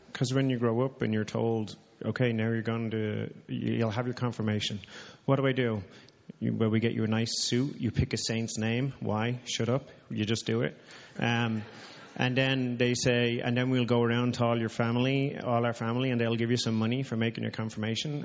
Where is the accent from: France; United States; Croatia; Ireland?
Ireland; moved away; I'm Irish. I grew up Roman Catholic